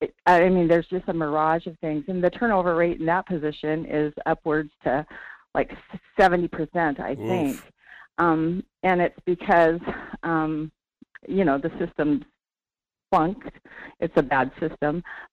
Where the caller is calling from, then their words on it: Sterling, Alaska, United States; calling from Sterling.